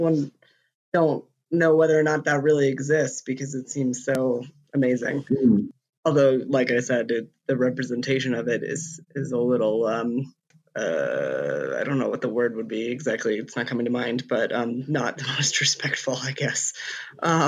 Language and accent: English; United States; as an American